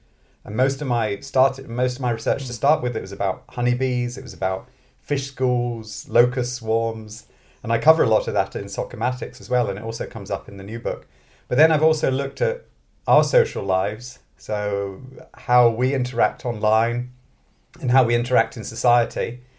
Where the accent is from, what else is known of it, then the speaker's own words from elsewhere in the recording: Scotland, United Kingdom; moved away as an adult; also born or lived in London / Manchester / Oxford; now in Sweden; Yeah, so I'm British originally. I grew up in Scotland, but I don't have a Scottish accent because I'm originally born in London. And I've moved around a lot.